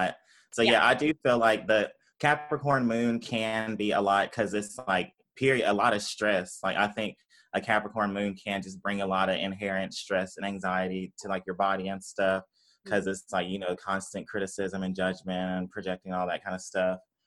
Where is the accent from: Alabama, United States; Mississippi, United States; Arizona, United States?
Mississippi, United States; Tupelo; moved away as an adult; also born or lived in Ann Arbor, Michigan; I grew up in Mississippi, Tupelo, Mississippi.